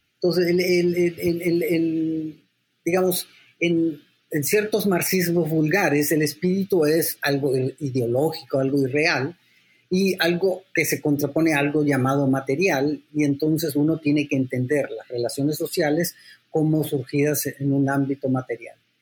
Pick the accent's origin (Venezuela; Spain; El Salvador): El Salvador; San Salvador; also born or lived in London, United Kingdom; now in Mexico; yo soy también salvadoreño, porque yo nací en San Salvador, pero soy mexicano porque soy hijo de mexicano